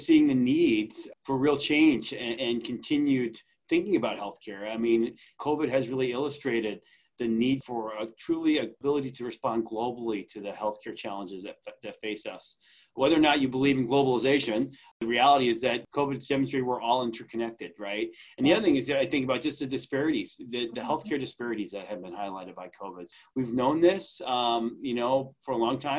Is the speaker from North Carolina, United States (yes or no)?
no; Long Island, New York, United States; I grew up on Long Island.